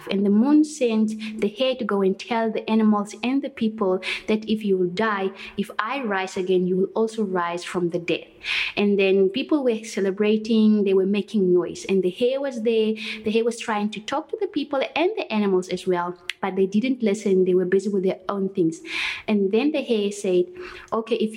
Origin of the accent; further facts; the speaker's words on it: Port Elizabeth, Eastern Cape, South Africa; first language Kwedam; English is a second language; also born or lived in Schmidtsdrift, Northern Cape / Platfontein, Northern Cape; now in Kwatu, South Africa; Actually, I was born in Smithsriff near Douglas, but most of my life I was spending with my parents in a farm in Port Elizabeth.